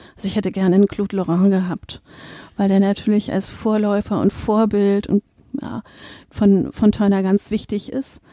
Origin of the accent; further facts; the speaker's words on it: Berlin, Germany; moved away as an adult; also born or lived in Braunschweig / Kassel / Dresden; now in Münster, Germany; Ich komme ursprünglich aus Berlin, habe da Kunstgeschichte studiert und auch promoviert